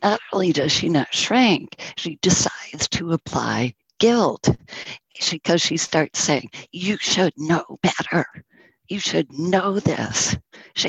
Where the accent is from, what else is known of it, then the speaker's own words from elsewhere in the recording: Northern New York, United States; moved away as an adult; I'm from Northern New York